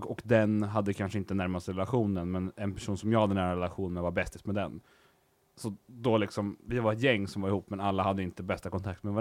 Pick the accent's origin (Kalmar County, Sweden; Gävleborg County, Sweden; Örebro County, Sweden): Örebro County, Sweden; Örebro; Yes, jag kommer från Örebro.